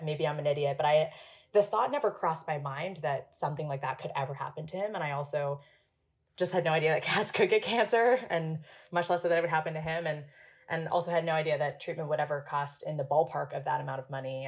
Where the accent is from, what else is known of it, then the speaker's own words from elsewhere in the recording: Hong Kong; moved away as an adult; also born or lived in Princeton, United States; I was born and raised in Hong Kong. I spent 18 years there before coming to the US for college for Princeton.